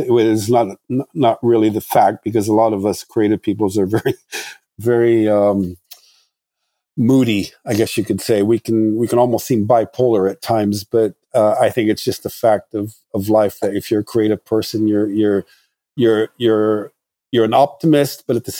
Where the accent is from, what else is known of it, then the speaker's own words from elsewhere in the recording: Morocco; I mean, like I said, I grew up in Morocco and these countries, so you can't expect somebody with that kind of upbringing to have the same design tastes or outlook on life